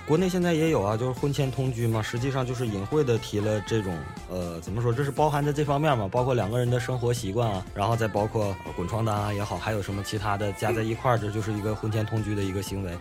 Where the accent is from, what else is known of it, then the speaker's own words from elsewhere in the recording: Changchun, Jilin, China; accent: Northeastern; 来自吉林长春